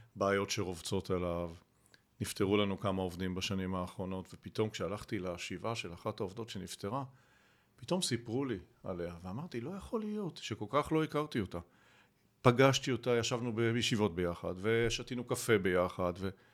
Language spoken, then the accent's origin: Hebrew; Rehovot, Central District, Israel; גדלתי ברחובות